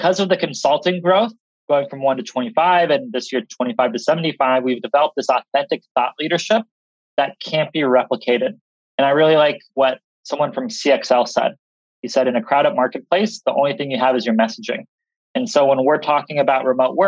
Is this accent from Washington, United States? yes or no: yes; Seattle, Washington, United States; I'm from Seattle